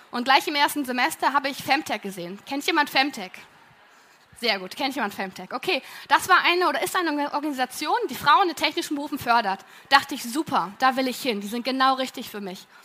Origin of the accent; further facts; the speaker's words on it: Berlin, Germany; weil ich komme aus Berlin und so konnte ich mich voll und ganz auf mein Studium konzentrieren